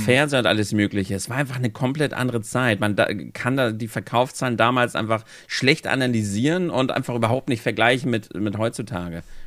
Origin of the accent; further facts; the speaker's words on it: Germany; bei uns in Deutschland